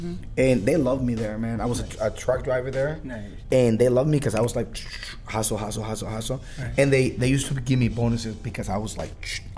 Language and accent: English; Baja California, Mexico; now in Seattle, United States; we're from Baja, California